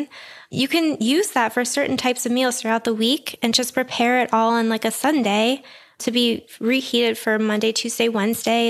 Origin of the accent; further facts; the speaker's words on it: Pittsburgh, Pennsylvania, United States; I'm from Pittsburgh